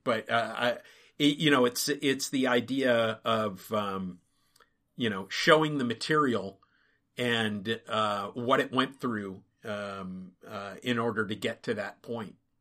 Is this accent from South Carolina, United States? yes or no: no; Minnesota, United States; I grew up in Minnesota